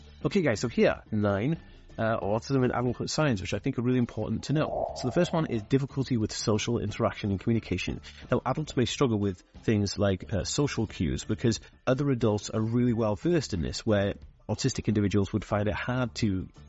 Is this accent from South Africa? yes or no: no; United Kingdom; accent: slight American; A lot of people think I'm American, and I'm actually not American. I'm actually born in Britain, and I was raised here in Britain, but I actually have a slight American accent